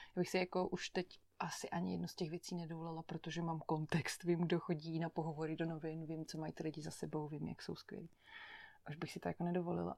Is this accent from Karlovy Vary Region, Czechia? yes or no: yes; Chodov, Karlovy Vary Region, Czechia; moved away as an adult; also born or lived in Netherlands; now in Prague, Czech Republic; Vyrůstala jsem v Chodově u Karlových varů, to je takový menší město na západě Čech